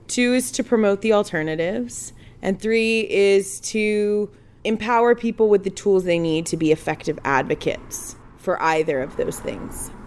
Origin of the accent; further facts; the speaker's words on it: Houston, Texas, United States; moved away as an adult; now in Honolulu, United States; originally, I am from Houston, Texas. Moved here ten years ago